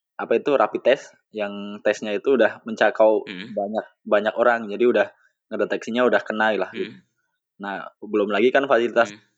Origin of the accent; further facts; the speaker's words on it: Wonosobo, Central Java, Indonesia; now in Karawang, Indonesia; Di kampung saya eh. gitu, di apa? Di kabupaten saya Wonosobo